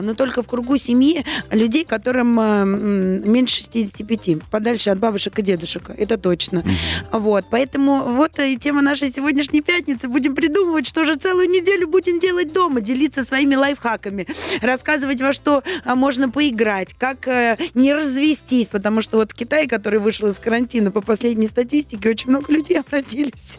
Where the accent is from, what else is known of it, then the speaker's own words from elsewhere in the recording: Saint Petersburg, Russia; moved away as an adult; я родилась и выросла в Санкт-Петербурге, да, и мама моя там, и бабушка